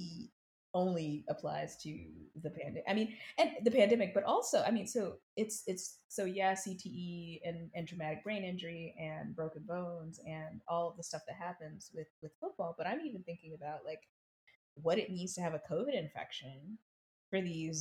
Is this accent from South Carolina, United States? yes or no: yes; South Carolina, United States; moved away; I grew up in South Carolina